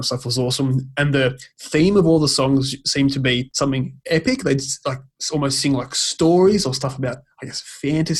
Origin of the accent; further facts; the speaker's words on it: Australia; we're Australian